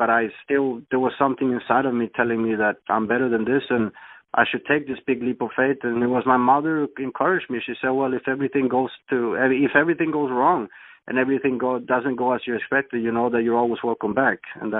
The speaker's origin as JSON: {"language": "English", "country": "Sweden", "also_born_or_lived": "Thailand", "moved": "yes", "said": "I'm originally from Sweden, Scandinavia, and I wasn't very happy over there."}